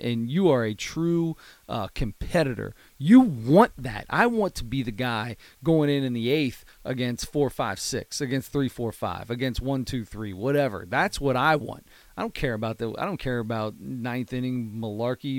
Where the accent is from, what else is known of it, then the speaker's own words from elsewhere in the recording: Cincinnati, Ohio, United States; We're from Cincinnati. We're a Cincinnati-based podcast.